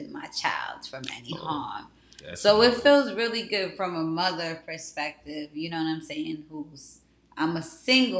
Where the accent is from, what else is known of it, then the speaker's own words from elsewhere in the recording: New York, United States; I'm from New York